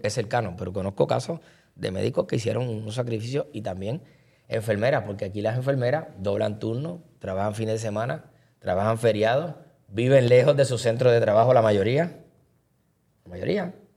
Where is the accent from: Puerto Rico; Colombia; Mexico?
Puerto Rico; Caguas; de Cagua, de mi pueblo